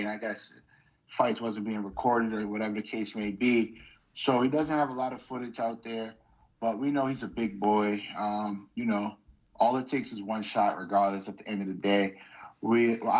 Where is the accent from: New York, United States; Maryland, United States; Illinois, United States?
New York, United States; New York City; now in Western Massachusetts, United States; I'm originally from New York. I always got to let it be known. I'm from Brooklyn, New York